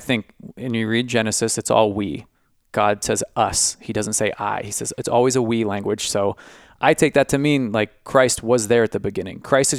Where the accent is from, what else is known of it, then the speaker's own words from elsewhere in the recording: San Francisco, California, United States; I grew up in San Francisco, man.